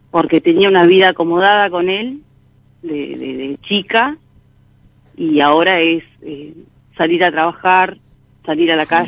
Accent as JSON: {"language": "Spanish", "town": "Bolívar", "region": "Buenos Aires Province", "country": "Argentina", "said": "De Bolívar, provincia de ah."}